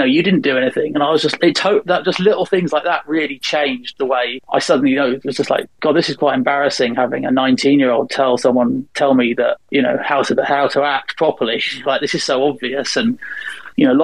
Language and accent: English; England, United Kingdom; these sort of 19-year-old, 20-year-olds I was used to from England